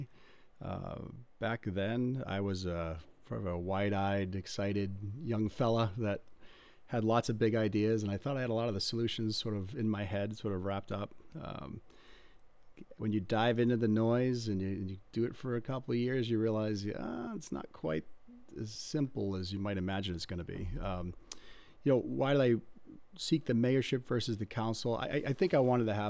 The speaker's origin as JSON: {"language": "English", "town": "Sanford", "country": "United States", "tie": "born or raised there", "said": "growing up in Sanford"}